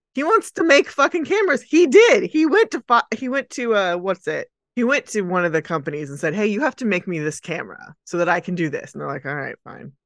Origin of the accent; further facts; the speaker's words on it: Dallas, Texas, United States; we're from Dallas.